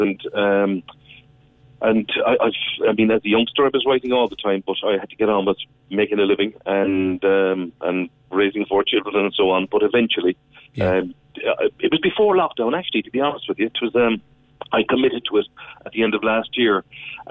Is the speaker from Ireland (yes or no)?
yes; Cork, Munster, Ireland; the place names I was surrounded by growing up in Cork City